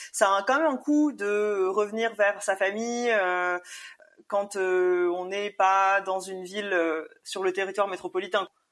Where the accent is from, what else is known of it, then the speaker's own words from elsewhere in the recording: Réunion; je suis née à la Réunion mes parents aussi